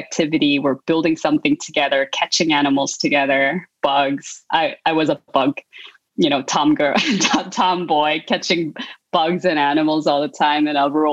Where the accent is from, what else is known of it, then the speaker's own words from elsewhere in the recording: South Korea; moved away; I grew up in South Korea